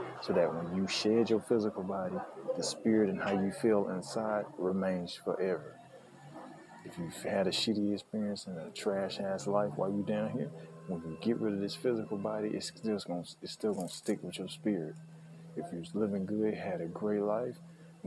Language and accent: English; United States; I'm an American